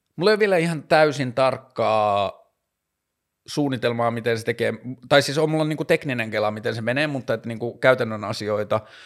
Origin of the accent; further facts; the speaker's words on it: Tornio, Lapland, Finland; mä oon kasvanut Torniossa